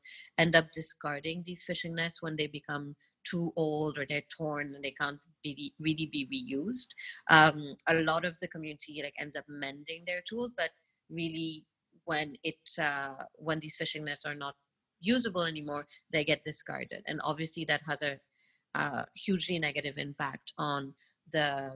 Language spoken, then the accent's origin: English; Mauritius; moved away as an adult; now in India; So as an island girl growing up in Mauritius